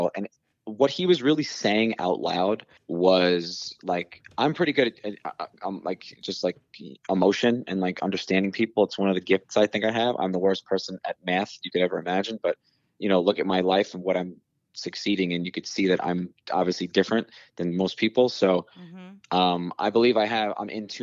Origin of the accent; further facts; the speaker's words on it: New York City, New York, United States; growing up on Staten Island